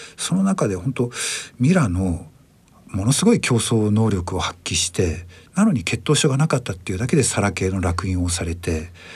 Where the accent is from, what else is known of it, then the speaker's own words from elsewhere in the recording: Hokkaido, Japan; 僕北海道出身でして